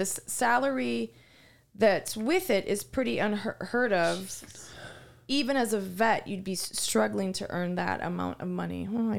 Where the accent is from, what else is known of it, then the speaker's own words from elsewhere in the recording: Kensington, London, United Kingdom; I'm from the Kensington.